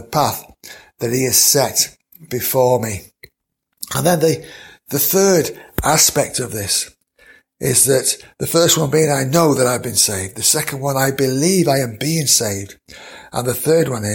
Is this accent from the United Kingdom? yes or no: yes; Mansfield, East Midlands, United Kingdom; I know that I was born in September of 1955